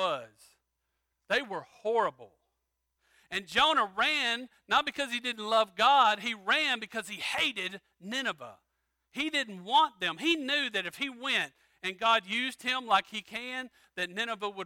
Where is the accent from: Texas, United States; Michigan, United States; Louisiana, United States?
Louisiana, United States; I'm from Louisiana